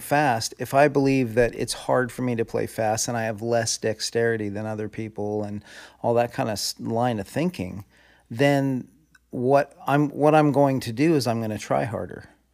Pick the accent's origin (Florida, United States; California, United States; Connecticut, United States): California, United States; Southern; raised in Southern California